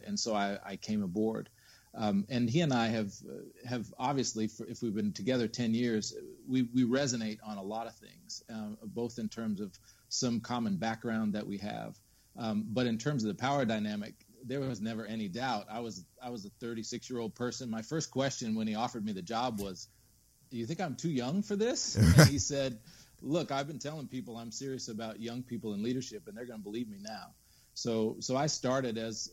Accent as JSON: {"language": "English", "town": "Austin", "region": "Texas", "country": "United States", "tie": "born or raised there", "also_born_or_lived": "New Mexico / Santa Fe, New Mexico / Northern California / North Carolina", "moved": "yes"}